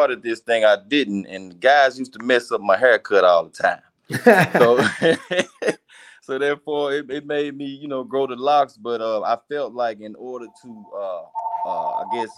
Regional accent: Mississippi Delta, United States; also born or lived in Dallas, Texas; I am from the Mississippi Delta, man

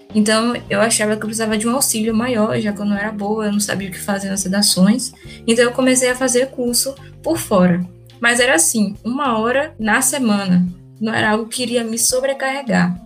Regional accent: Salvador, Bahia, Brazil; Eu sou daqui de Salvador, minha família toda é daqui de Salvador.

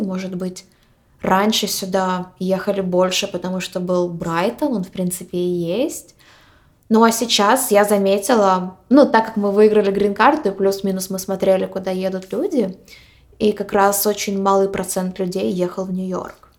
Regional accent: Ukraine; moved away as an adult; also born or lived in Poland / Boston; now in New York, United States; мы из Украины, мы несколько лет жили в Польше, и почти два года назад мы переехали в Америку

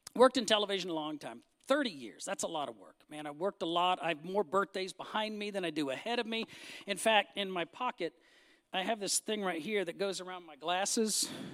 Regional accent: Northern California, United States; moved away; I grew up in Northern California.

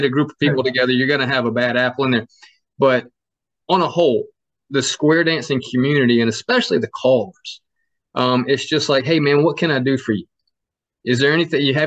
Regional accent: Georgia, United States; I'm from Georgia

